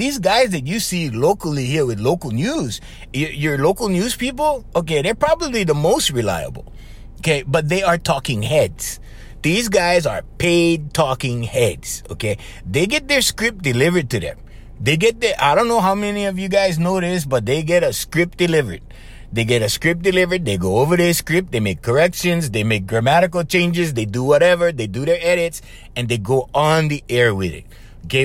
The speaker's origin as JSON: {"language": "English", "town": "Papakolea", "region": "Hawaii", "country": "United States", "said": "Okay, I'm from Papakulea. There's 17 people in my house."}